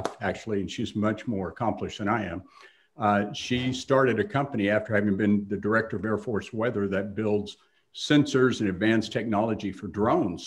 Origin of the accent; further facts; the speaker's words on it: Texas, United States; I grew up in Texas